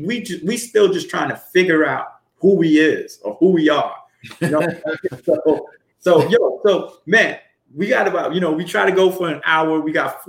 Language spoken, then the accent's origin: English; New York City, New York, United States; growing up in Brooklyn, so I'm very familiar with the Jewish community